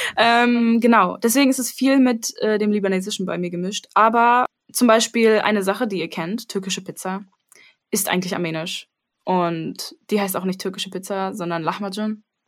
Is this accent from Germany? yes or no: yes; Berlin, Germany; ich sehe mich schon als Berlinerin, so halb